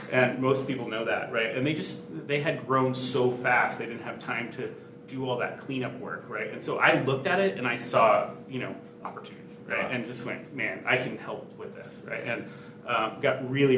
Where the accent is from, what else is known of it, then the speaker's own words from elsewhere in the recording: Silicon Valley, California, United States; I grew up in Silicon Valley